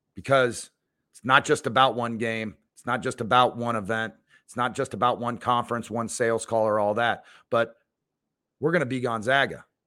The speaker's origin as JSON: {"language": "English", "area": "right outside Seattle", "region": "Washington", "country": "United States", "tie": "born or raised there", "said": "I grew up right outside Seattle"}